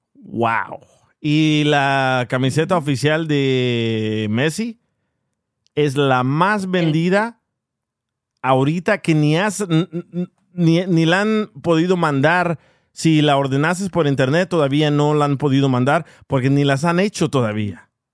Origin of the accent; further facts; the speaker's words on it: El Salvador; Siendo yo salvadoreño